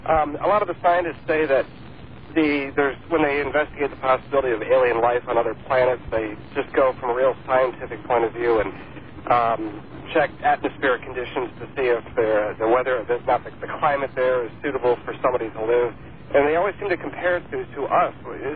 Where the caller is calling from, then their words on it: Madison, Wisconsin, United States; I'm calling from Madison, Wisconsin.